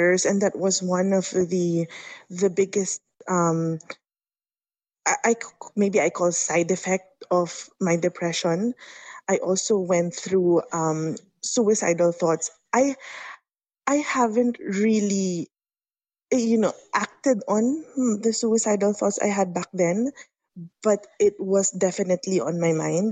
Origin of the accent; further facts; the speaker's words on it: Philippines; I am from the Philippines